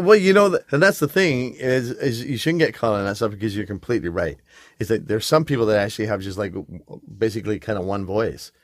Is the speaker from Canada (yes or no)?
no; England, United Kingdom; moved away; I grew up in England